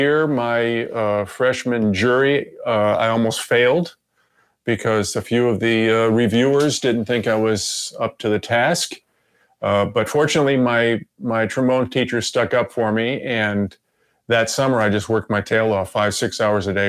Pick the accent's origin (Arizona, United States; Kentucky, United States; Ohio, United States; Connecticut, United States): Ohio, United States; Cleveland; moved away as an adult; also born or lived in Columbus, Ohio; now in New York, United States; I grew up in Cleveland, Ohio